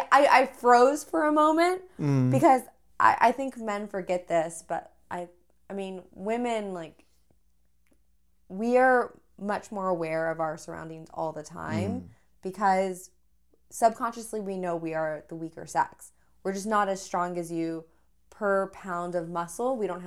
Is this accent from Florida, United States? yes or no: no; Texas, United States; I like to think though that I never really truly had an accent, even though I grew up in Texas.